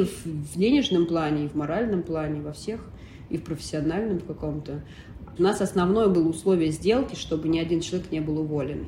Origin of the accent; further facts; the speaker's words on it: Russia; moved away as an adult; я русская